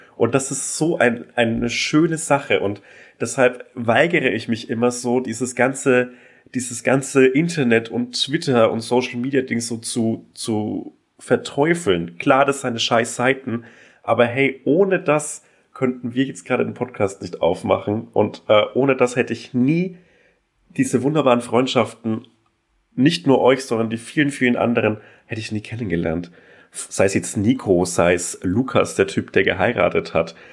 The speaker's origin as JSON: {"language": "German", "area": "Franconian Switzerland, Upper Franconia", "region": "Bavaria", "country": "Germany", "tie": "born or raised there", "said": "in der fränkischen Schweiz, die oberfränkische Provinz"}